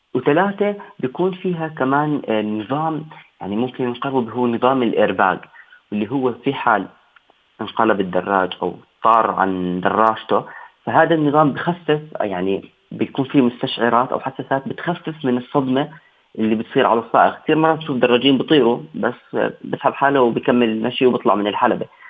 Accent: Jordan; عندنا بالأردن

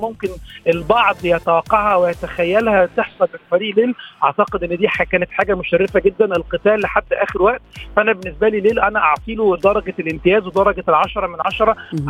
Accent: Egypt; كمصريين وكعرب

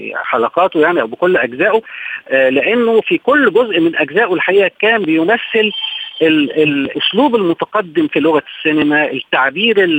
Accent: Egypt; احنا عندنا في مصر

